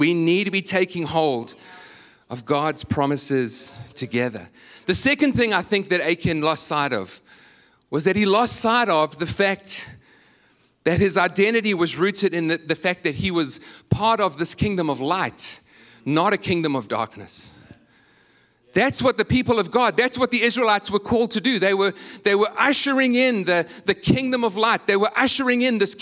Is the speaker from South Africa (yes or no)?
yes; South Africa; moved away as an adult; now in United States